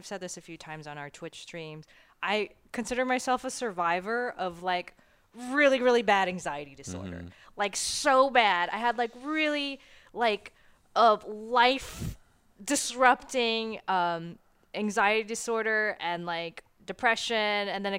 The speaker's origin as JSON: {"language": "English", "region": "Florida", "country": "United States", "said": "I'm from Florida. And so we watch these tropical waves turn into tropical storms and then sometimes hurricanes."}